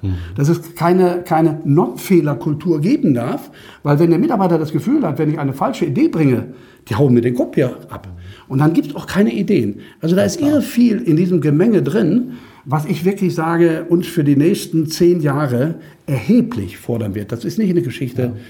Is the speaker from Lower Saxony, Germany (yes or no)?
no; Düsseldorf, North Rhine-Westphalia, Germany; ich komme aus Düsseldorf